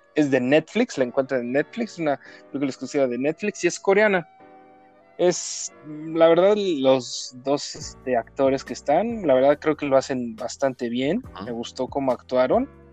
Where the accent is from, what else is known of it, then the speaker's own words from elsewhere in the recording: Mexico; soy mexicano